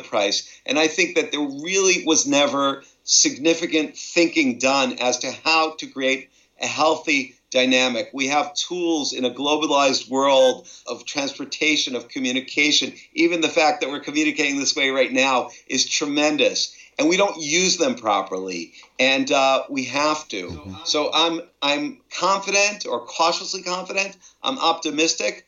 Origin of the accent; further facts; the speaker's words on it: United States; moved away as an adult; now in Israel; I was born in the United States and grew up there and I've lived here for 31 years